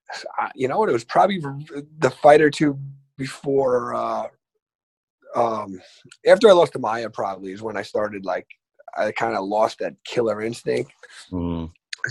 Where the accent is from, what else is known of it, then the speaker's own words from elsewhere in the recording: Lindenhurst, New York, United States; now in West Islip, United States; I live in West Islip. I'm from Lindenhurst